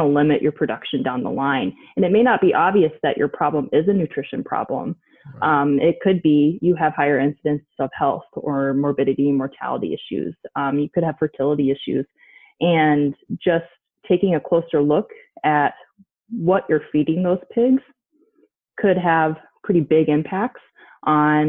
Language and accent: English; Michigan, United States; moved away as an adult; also born or lived in Illinois; I'm originally from Michigan. Both my husband and I grew up there.